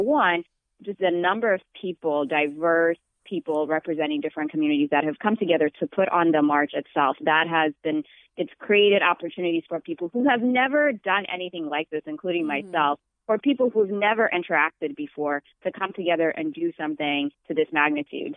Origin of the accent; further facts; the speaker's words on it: Ethiopia; now in Boston, United States; I'm originally from Ethiopia. I became a citizen this past fall